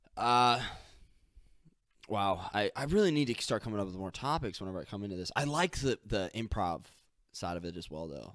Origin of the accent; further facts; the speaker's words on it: St. Louis, Missouri, United States; I'm from Saint Louis.